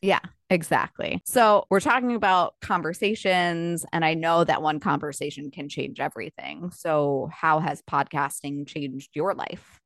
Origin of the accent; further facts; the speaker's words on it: Long Island, New York, United States; moved away; I grew up on Long Island